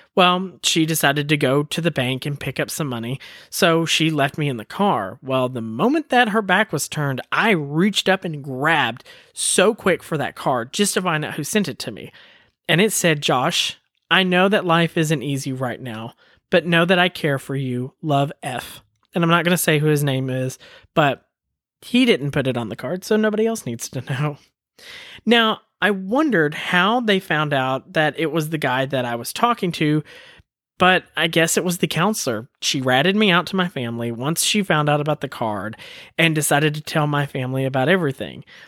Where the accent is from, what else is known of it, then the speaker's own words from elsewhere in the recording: Woodbury, Tennessee, United States; moved away; also born or lived in Colorado; I was born on a military base in Colorado, and then my dad moved us back home to Woodbury, Tennessee